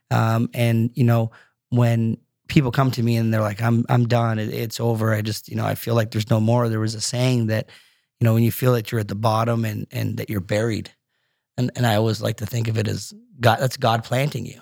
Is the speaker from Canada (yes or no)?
yes; Brampton, Ontario, Canada; also born or lived in Scotland / Markham; that Brampton that I grew up